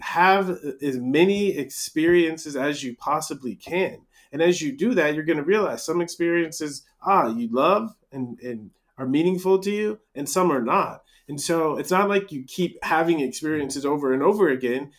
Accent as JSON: {"language": "English", "country": "United States", "tie": "born or raised there", "said": "growing up in America"}